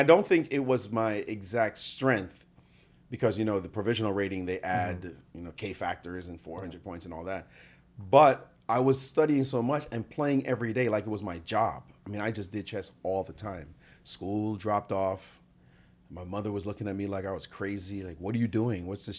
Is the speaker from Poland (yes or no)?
no; Jamaica; now in United States; I came from Jamaica where it wasn't popular. We were more into soccer which we call football.